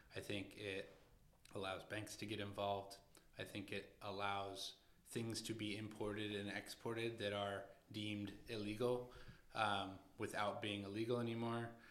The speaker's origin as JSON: {"language": "English", "region": "Washington", "country": "United States", "tie": "born or raised there", "also_born_or_lived": "Los Angeles", "moved": "as an adult", "lives_now": "New York, United States", "said": "I grew up in Washington State, and I, I spent a lot of time in Seattle"}